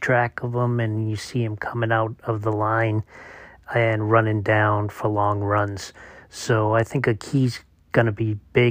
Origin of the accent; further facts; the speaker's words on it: Boston, Massachusetts, United States; Since I'm from Boston, I don't pronounce R's